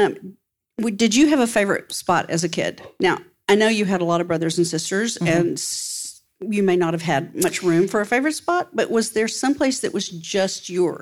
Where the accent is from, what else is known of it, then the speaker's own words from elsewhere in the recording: West Texas, United States; Growing up in West Texas, which is a hot, dry climate, we didn't have very many trees in West Texas.